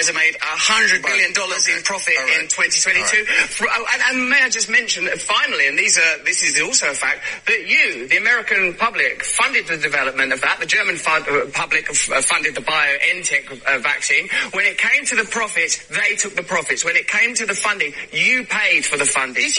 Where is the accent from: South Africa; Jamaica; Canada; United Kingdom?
United Kingdom; England; I'm English